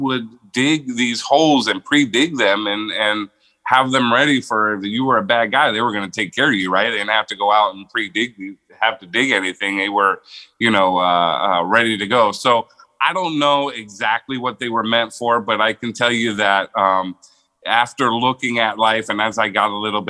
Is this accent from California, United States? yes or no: no; Las Vegas, Nevada, United States; moved away as an adult; also born or lived in Pittsburgh, Pennsylvania; now in San Diego, United States; So I moved to Vegas when I was 8 years old. I'm originally from Pittsburgh, Pennsylvania